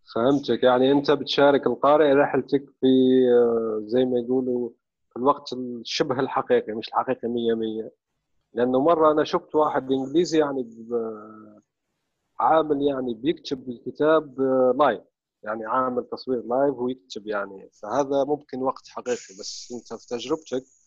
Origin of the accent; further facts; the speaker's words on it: Syria; now in Egypt; جداتنا بتحكي يعني قصص شعبية وعامية سورية حلوة جداً، ونحن عندنا يعني ثقافة الحكواتي